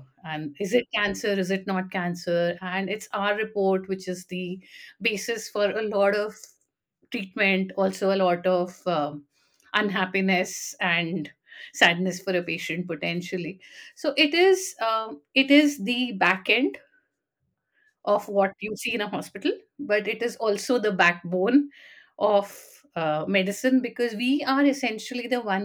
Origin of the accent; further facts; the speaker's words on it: Delhi, India; moved away as an adult; now in Gurgaon, India; I am from Delhi